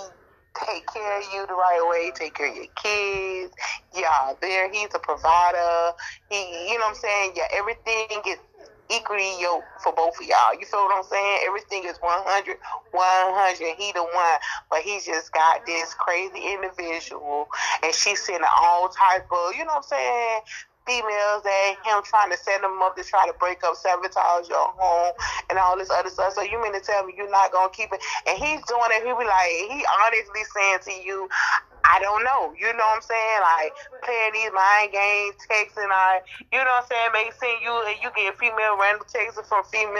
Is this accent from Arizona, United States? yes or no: no; Miami, Florida, United States; growing up in Miami